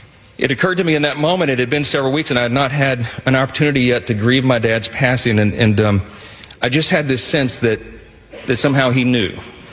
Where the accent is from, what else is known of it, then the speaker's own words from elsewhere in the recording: Shreveport, Louisiana, United States; my hometown of Shreveport, Louisiana, a little town in northwest Louisiana.